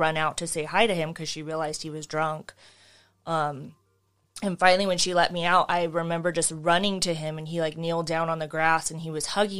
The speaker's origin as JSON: {"language": "English", "town": "Whittier", "region": "California", "country": "United States", "tie": "born or raised there", "said": "South Whittier. Born and raised"}